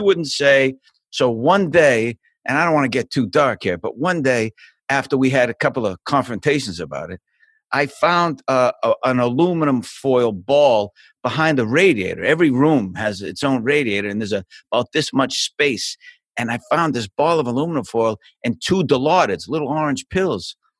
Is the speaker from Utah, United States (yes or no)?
no; Boston, Massachusetts, United States; moved away; I'm from Boston. I was born in a, a place called South Boston